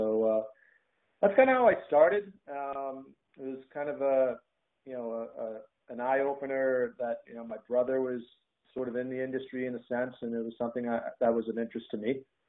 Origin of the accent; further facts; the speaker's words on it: Braintree, Massachusetts, United States; also born or lived in New Hampshire; born and raised in Braintree, Massachusetts, just south of Boston